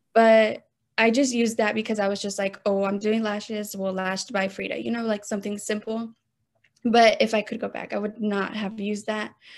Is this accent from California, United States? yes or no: no; Austin, Texas, United States; I was born and raised here in Austin, Texas